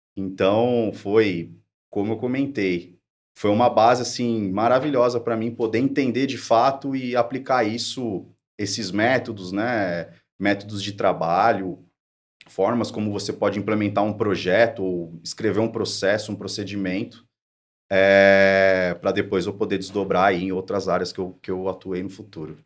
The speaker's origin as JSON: {"language": "Portuguese", "town": "São Bernardo do Campo", "region": "São Paulo", "country": "Brazil", "said": "eu sou de São Bernardo do Campo"}